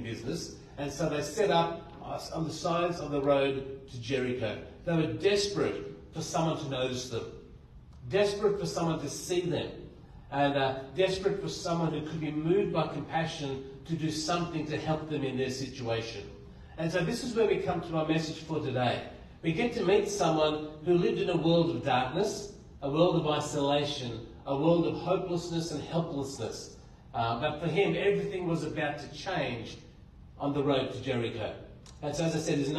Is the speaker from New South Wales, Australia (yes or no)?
yes; Blue Mountains, New South Wales, Australia; I grew up in the Blue Mountains